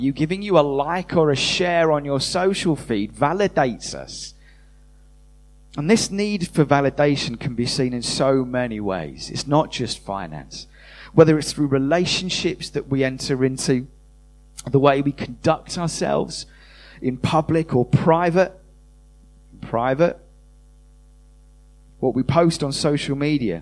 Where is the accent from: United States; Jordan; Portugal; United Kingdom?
United Kingdom; we're British, most of us